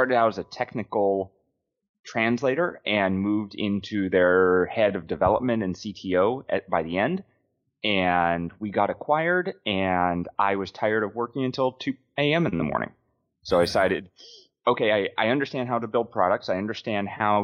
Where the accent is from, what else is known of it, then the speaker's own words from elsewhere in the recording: Memphis, Tennessee, United States; moved away as an adult; also born or lived in Japan; now in Portland, United States; I grew up in Memphis, Tennessee